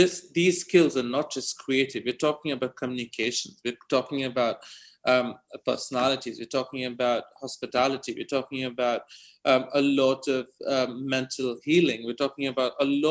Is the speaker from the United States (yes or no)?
no; India; moved away; a village I was born in back in India